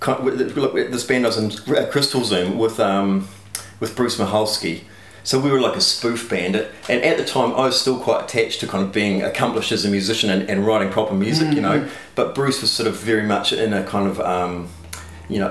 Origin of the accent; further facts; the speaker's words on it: Dunedin, Otago, New Zealand; I grew up in Dunedin in Mornington